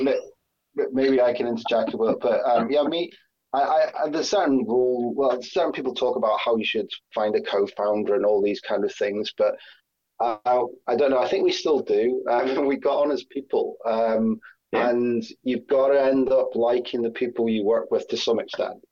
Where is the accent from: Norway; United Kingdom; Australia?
United Kingdom; Scotland; now in Sheffield, United Kingdom; I'm Scottish originally